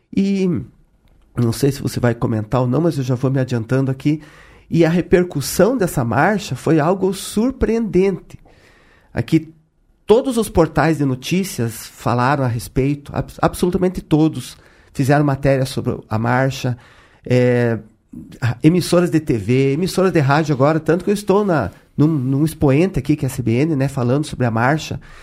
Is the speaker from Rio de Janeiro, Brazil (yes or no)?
no; Ponta Grossa, Paraná, Brazil; Saí de Ponta Grossa